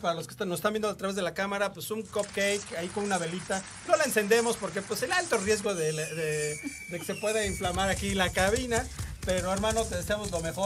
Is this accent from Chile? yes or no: no; Mexico; nuestras raíces como mexicanos